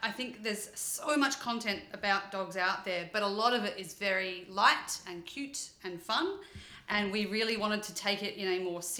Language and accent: English; Australia; We grew up with dogs in Australia